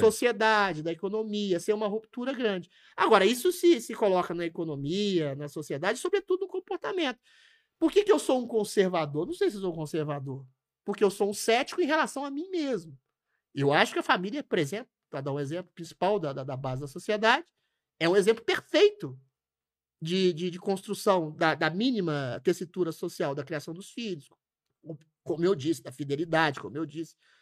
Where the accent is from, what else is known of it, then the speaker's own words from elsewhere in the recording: Belo Horizonte, Minas Gerais, Brazil; now in São Paulo, Brazil; Na minha cidade natal, Belo Horizonte